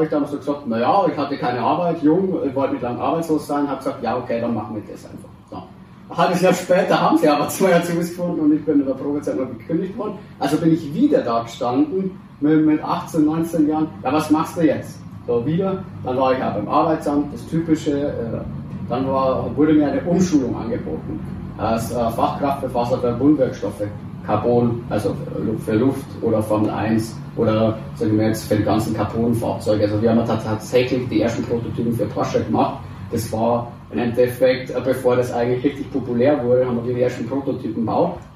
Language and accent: German; Deggendorf, Bavaria, Germany; bin 28 Jahre, also 91er Baujahr, geboren hier auch in Deckendorf, bin aber in einer Nebensiedlung hier aufgewachs